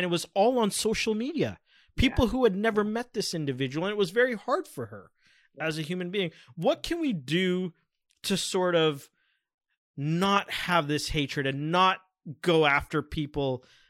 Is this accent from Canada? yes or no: yes; Scarborough, Ontario, Canada; I noticed that growing up in Scarborough, which for our listeners who don't know is really a multicultural, diverse area, one of probably the most multiculturally diverse areas in Canada